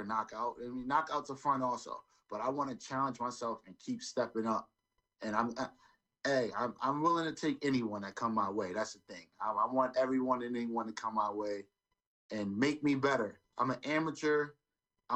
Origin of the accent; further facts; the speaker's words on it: New York City, New York, United States; now in Springfield, United States; I'm originally from New York, Brooklyn, New York. But I live in Springfield now